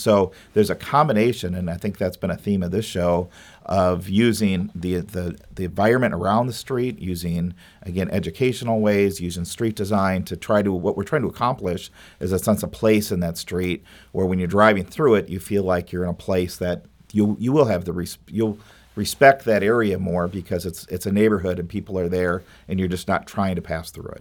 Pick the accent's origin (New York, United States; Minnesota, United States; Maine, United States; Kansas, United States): Minnesota, United States; also born or lived in Madison, Wisconsin; now in St. Louis, United States; I grew up in Minnesota